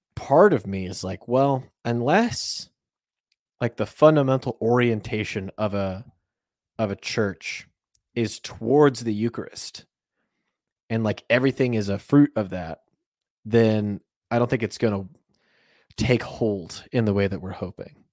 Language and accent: English; United States; we're Americans